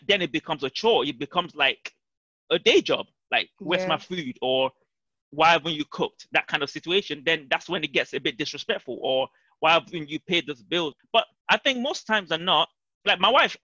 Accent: Nigeria; we are both Nigerians and we grew up in African homes

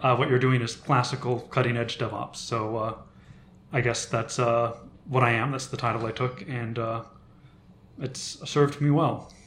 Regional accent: Seattle, Washington, United States; about my first seven or eight years I was in Seattle

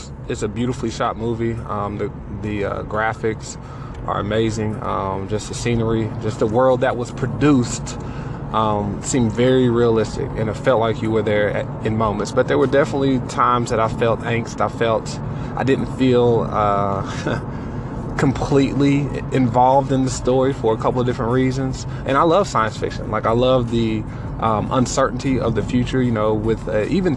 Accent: Johnson City, Tennessee, United States; moved away as an adult; also born or lived in Kentucky; Tennessee, to be exact, in a little small town called Johnson City.

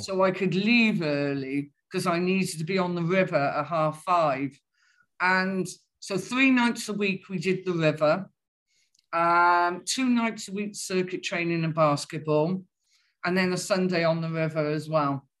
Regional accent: Welsh, Wales, United Kingdom; being Welsh

